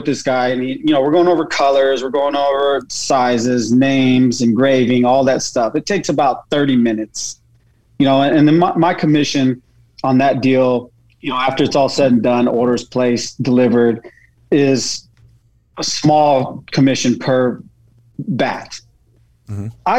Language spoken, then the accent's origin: English; Texas, United States; also born or lived in Germany; I'm from Texas originally. Okay. I was born in Germany.